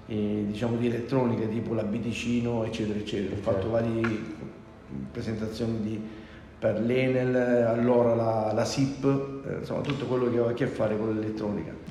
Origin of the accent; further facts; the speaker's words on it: San Simone, near Gallipoli, province of Lecce, Apulia, Italy; moved away as an adult; now in Milan, Italy; sono della provincia di Lecce, un paesino, una frazione nel comune di San Nicola, esattamente la frazione San Simone, esattamente a 6-7 km da Gallipoli.